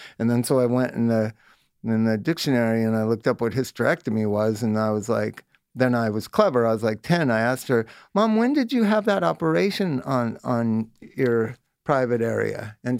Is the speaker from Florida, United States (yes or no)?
no; Palm Desert, California, United States; Yeah, area. I grew up in Palm Desert.